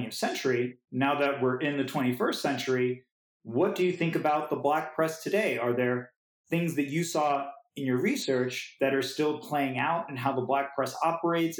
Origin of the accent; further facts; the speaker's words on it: New York City, New York, United States; I was growing up in New York City in the 21st century